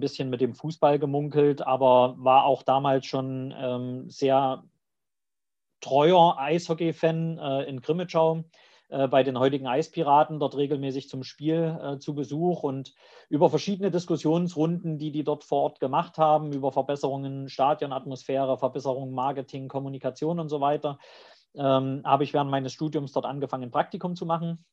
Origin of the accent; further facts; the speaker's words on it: East Germany, Germany; accent: eastern German dialect; also born or lived in Leipzig; ich komme aus dem Osten, hört man auch am Dialekt, brauche ich auch nicht verheimlichen